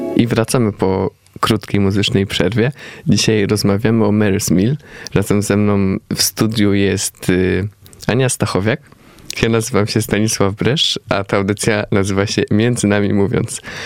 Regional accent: Poland; my z Polski

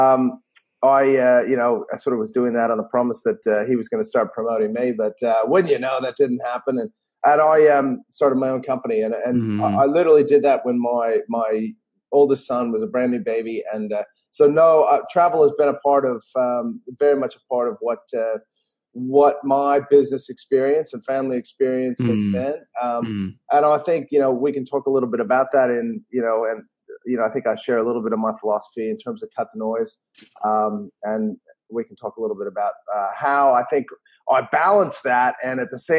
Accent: Denver, Colorado, United States; moved away as an adult; also born or lived in Los Angeles, California; now in Australia; I am originally from Denver, Colorado, and you can hear the accent

